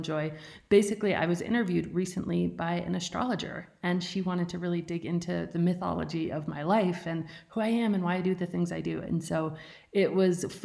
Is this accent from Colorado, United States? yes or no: yes; Colorado, United States; I was actually born and raised in a tiny one-room cabin on the backside of a mountain at 10,500 feet without running water or electricity